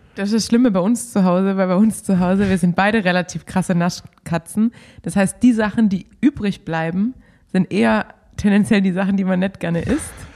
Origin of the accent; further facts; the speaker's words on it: Baden-Württemberg, Germany; als Schwabe